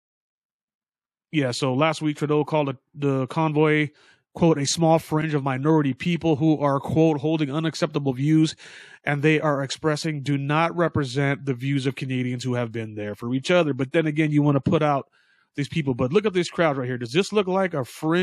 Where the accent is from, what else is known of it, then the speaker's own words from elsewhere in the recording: United States; I'm straight American